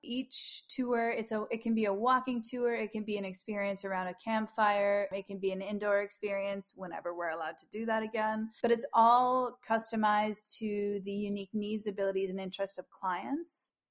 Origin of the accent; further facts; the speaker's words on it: Madawaska River headwaters, Ontario, Canada; I belong to the Madawaska Madawaskarini Algonquin people, and specifically those at the headwaters of the Madawaska